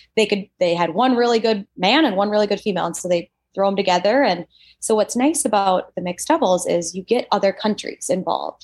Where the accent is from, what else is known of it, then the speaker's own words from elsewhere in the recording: Minnesota, United States; I'm from Minnesota